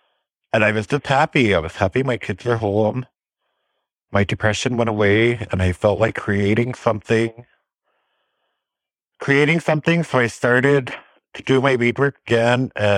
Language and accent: English; Red Lake Nation, Minnesota, United States; I am from the Red Lake Nation of Minnesota. The district I live in is Obaashing. That is the Panima district.